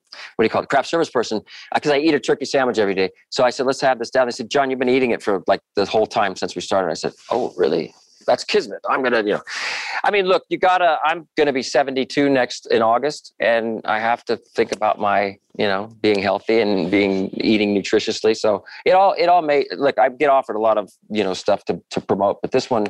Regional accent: Orange County, California, United States; I was from Orange County, which is like my Disneyland

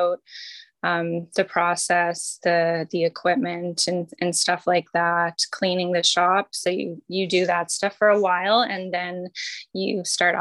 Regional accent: Dartmouth, Nova Scotia, Canada; also born or lived in Sackville, Nova Scotia / Annapolis Valley, Nova Scotia; I grew up sort of around the province. I spent some time in Sackville, in the Valley, and then back to Dartmouth. So I sort of settled in Dartmouth, I think, when I was 10

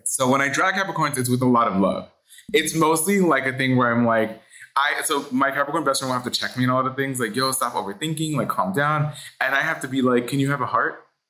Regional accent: Los Angeles, California, United States; born and raised in Hollywood

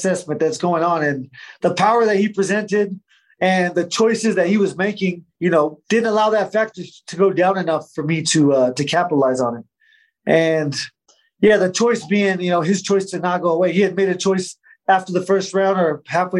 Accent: Arizona, United States; I'm from Arizona, so all my friends and family were there

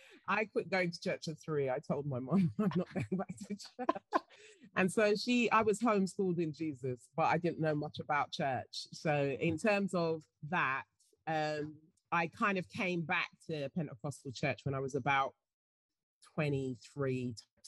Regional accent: England, United Kingdom; Yeah, I happen to be.

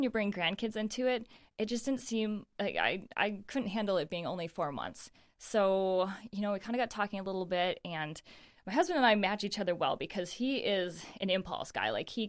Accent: Naples, New York, United States; moved away as an adult; also born or lived in Michigan; now in Rochester, United States; I grew up in Naples. Mm-hmm. For anyone that knows, it's a small town, and a beautiful small town, and I love it. And my parents still live in the same house that I grew up in and everything.

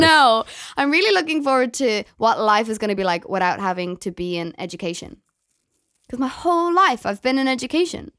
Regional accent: Galway, Connacht, Ireland; moved away as an adult; now in Dublin, Ireland; I came out of school from Galway in Ireland

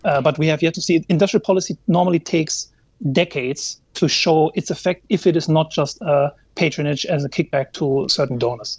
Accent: Germany; moved away; my home country, Germany

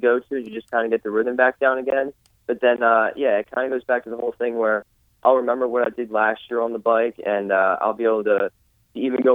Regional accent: Pennsylvania, United States; I'm from Pennsylvania.

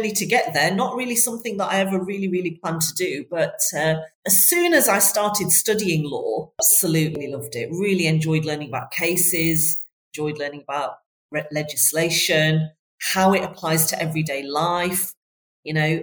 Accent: Bradford, Yorkshire and the Humber, United Kingdom; moved away; I'm from Bradford originally. I don't know if you can still hear that in my accent, but I'm originally from Bradford

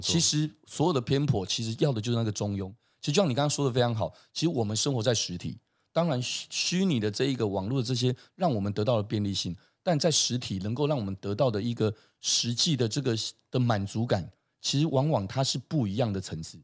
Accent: Taiwan; 我们台湾人

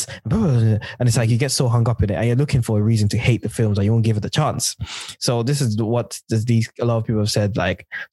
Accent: United Kingdom; as a black, like black British African person

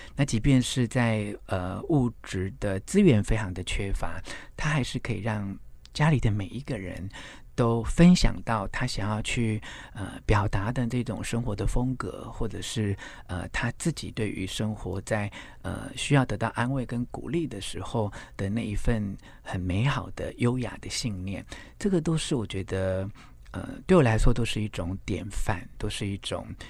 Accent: Xinshe, Taichung, Taiwan; also born or lived in Taipei; 我在，呃，新社乡下住的那几年，我是在台北出生，那我五岁的时候随着父亲的工作的转换，搬到台中新社的乡下

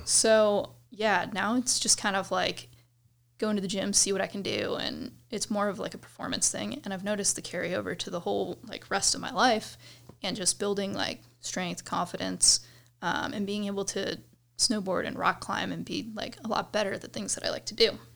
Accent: Cleveland, Ohio, United States; moved away as an adult; now in Colorado, United States; I grew up in Cleveland, well, suburbs of Cleveland, Ohio

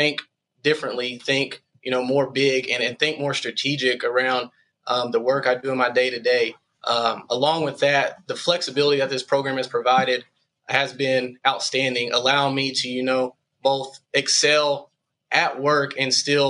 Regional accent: Shawnee, Oklahoma, United States; now in Arkansas, United States; I'm originally from Shawnee, Oklahoma

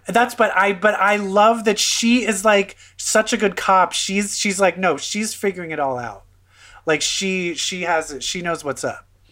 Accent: Baltimore, Maryland, United States; I am from Baltimore, so we have the down home

